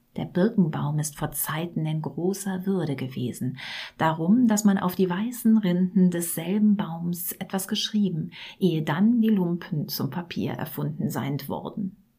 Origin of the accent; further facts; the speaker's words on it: Rhineland, Germany; da, wo ich herkomme, aus dem tiefsten Rheinland